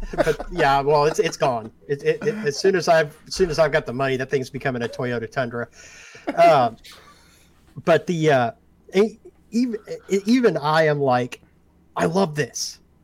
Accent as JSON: {"language": "English", "area": "Ozark Mountains, on the border of Missouri and Arkansas", "region": "the Ozarks", "country": "United States", "tie": "born or raised there", "said": "I was born and raised in the Ozark Mountains, oh, on the border of Missouri and Arkansas"}